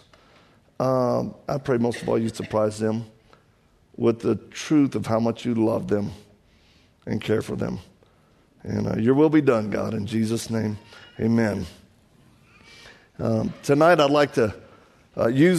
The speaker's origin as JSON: {"language": "English", "region": "Louisiana", "country": "United States", "accent": "Cajun", "said": "The way you hear me sound is not my fault. I was born like this. I'm from Louisiana, and I'm one of those Cajuns"}